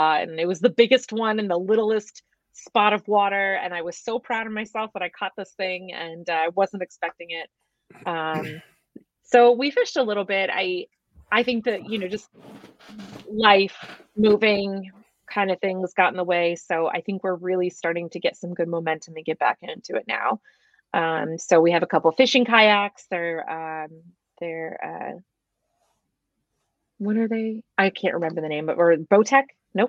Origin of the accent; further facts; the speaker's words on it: Eastern Shore of Maryland, United States; moved away as an adult; now in Wisconsin, United States; I'm originally from the East Coast of Maryland